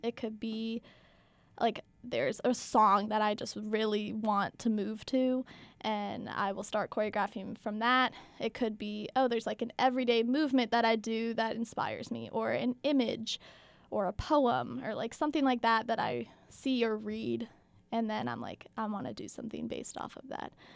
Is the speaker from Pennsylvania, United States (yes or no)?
yes; outside of Philadelphia, Pennsylvania, United States; moved away as an adult; now in Madison, United States; I am from outside of Philadelphia